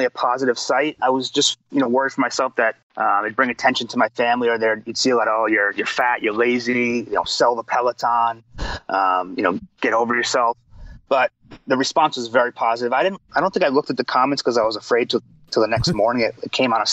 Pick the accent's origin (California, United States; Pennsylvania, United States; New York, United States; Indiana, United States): New York, United States; I'm from New York. I have a little bit of an edge to me